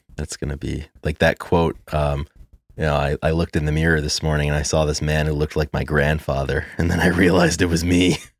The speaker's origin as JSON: {"language": "English", "town": "Providence", "region": "Rhode Island", "country": "United States", "tie": "born or raised there", "said": "in Providence in my hometown"}